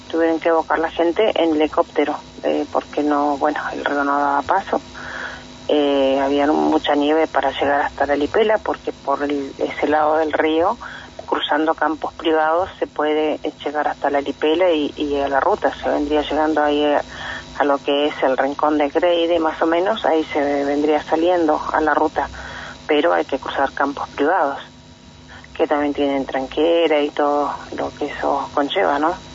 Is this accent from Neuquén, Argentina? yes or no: yes; Cuyín Manzano, Neuquén, Argentina; born or raised there